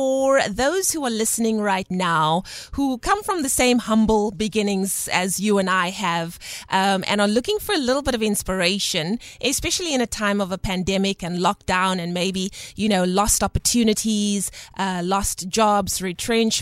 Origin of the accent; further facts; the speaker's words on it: Belhar, Western Cape, South Africa; I come from the United States of Belha